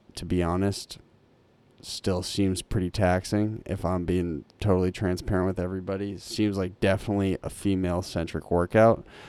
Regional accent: Lincoln, Massachusetts, United States; Lincoln, the woods

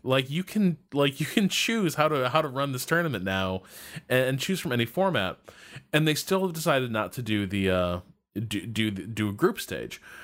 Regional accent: United States; being an American

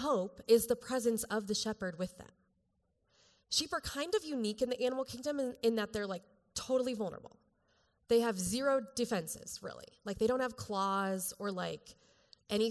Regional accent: Colorado, United States; I'm from Colorado.

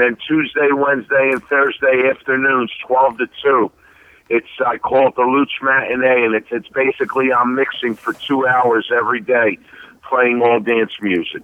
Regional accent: Philadelphia, Pennsylvania, United States; I'm born and raised in the Italian market area

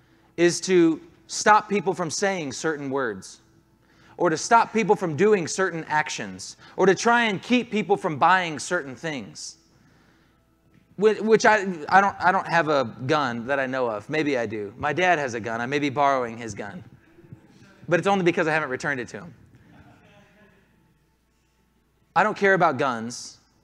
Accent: Southern US, United States; There are some people in here who, yes, were even raised in the North. I'm from the South.

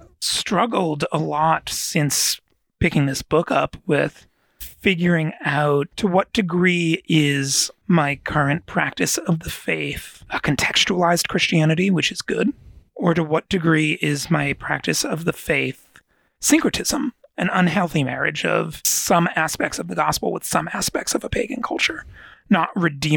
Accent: United States; being specifically American.

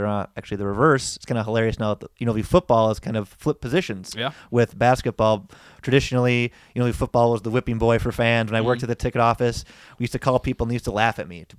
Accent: Wisconsin, United States; born there; I'm a Badger fan. I'm a Packer fan. I was born in Wisconsin.

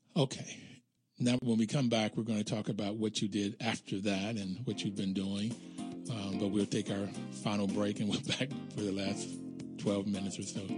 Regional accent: United States; being African American, growing up in America

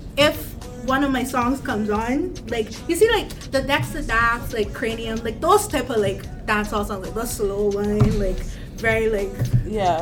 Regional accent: Barbados; I am from Barbados

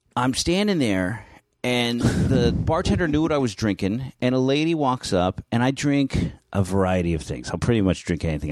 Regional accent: San Francisco, California, United States; I grew up in San Francisco in North Beach

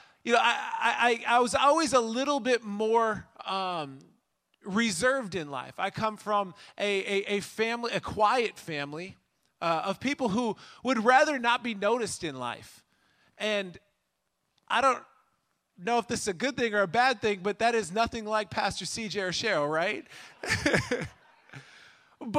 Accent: Minnesota, United States; now in Illinois, United States; I grew up in Minnesota

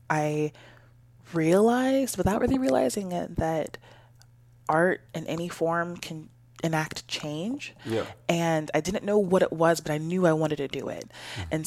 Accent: California, United States; Yeah, well, I tell people that I'm just from the Bay Area conglomerate. Don't really have mm. a hometown because we moved around so much.

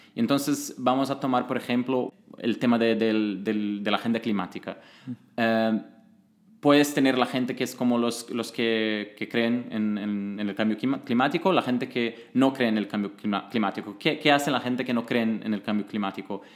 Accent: Brazil; moved away; yo vengo de Brasil y trabajaba como consultor político

